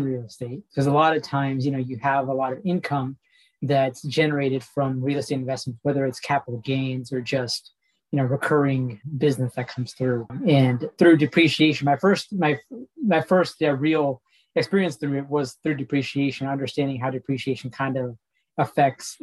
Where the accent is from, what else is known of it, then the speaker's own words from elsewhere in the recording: Kansas City, United States; I was born and raised in Kansas City, so right around Kansas City